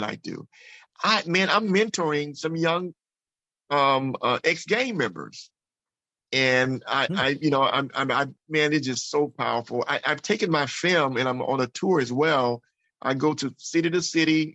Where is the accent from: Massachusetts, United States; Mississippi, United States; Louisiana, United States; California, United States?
Mississippi, United States; growing up in Mississippi with a loving family.